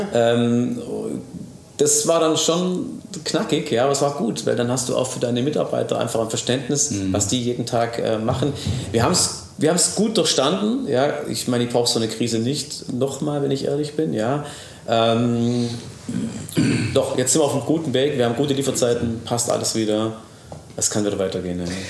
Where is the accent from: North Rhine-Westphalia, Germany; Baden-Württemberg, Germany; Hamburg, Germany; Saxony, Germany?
Baden-Württemberg, Germany; Ravensburg; ich bin natürlich in Ravensburg aufgewachsen